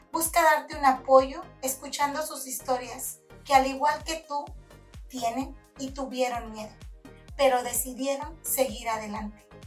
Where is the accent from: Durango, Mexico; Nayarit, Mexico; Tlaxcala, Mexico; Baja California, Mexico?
Nayarit, Mexico; now in United States; Yo vengo de Nayarit, llegar a Estados Unidos, llegué en el temporada de noviembre en aquellos años ya había nieve.